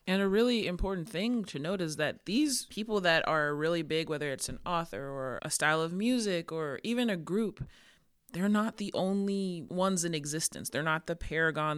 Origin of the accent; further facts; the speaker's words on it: Georgia, United States; I'm from Georgia, so Bible Belt.